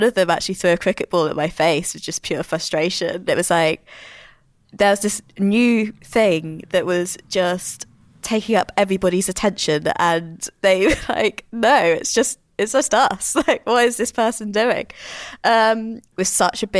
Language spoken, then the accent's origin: English; Portsmouth, South East England, United Kingdom; my dad was in the Navy. So we grew up in Portsmouth